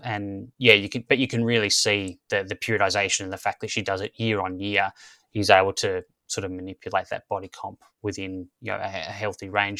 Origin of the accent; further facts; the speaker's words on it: Australia; growing up in Australia, it was kind of AFL football and cricket